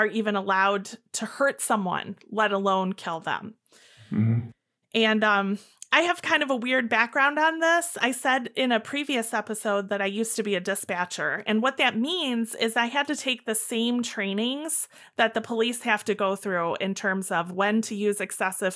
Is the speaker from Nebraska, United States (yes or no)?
no; Illinois, United States; accent: Illinois; my accent could be coming from. It's Illinois